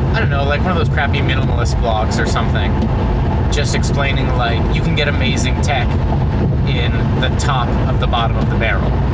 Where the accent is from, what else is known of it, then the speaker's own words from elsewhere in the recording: Hershey, Pennsylvania, United States; my hometown